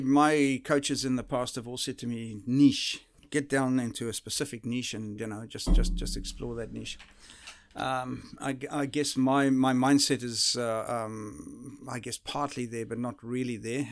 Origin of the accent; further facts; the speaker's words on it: South Africa; moved away; the type of uh, environment that I grew up in South Africa